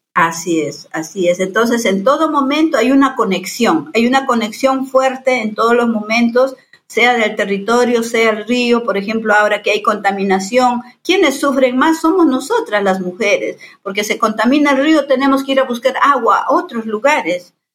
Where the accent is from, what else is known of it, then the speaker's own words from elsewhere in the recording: Yanesha people, Selva Central of Peru, Peru; mi pueblo es Yanesha